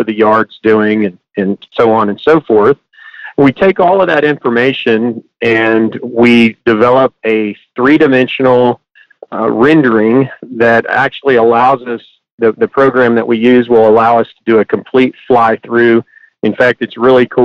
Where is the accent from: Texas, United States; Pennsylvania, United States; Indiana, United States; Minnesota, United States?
Texas, United States; Hondo; also born or lived in College Station, Texas; now in Houston, United States; I was born in Hondo, Texas on a family farm. And after I graduated high school, I moved to College Station